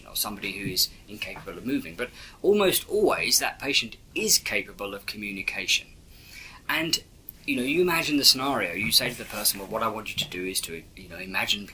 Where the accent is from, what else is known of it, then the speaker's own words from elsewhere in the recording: England, United Kingdom; being English